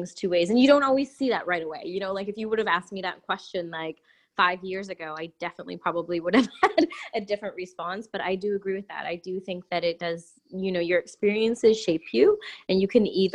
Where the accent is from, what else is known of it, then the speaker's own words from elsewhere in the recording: Prince George, British Columbia, Canada; also born or lived in Quesnel, Canada / Vancouver, Canada; I was born in a place called Prince George, BC. And then I moved before high school to a place called Quesnel